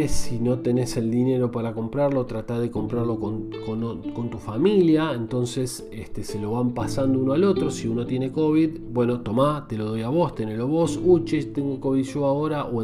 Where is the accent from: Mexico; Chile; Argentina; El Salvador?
Argentina; Buenos Aires Province; also born or lived in Sarandí / Avellaneda; now in Buenos Aires, Argentina; si me decís de dónde soy, soy de tu zona, soy de Gran Buenos Aires, zona sur. Viví muchos años en Sarandí, en Avellaneda, eh, pero ahora estoy viviendo en Capital Fede